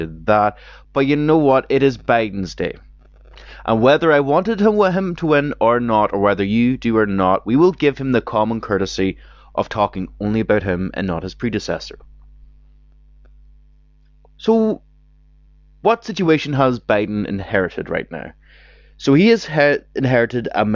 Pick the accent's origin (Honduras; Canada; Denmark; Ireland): Ireland; me as an Irish person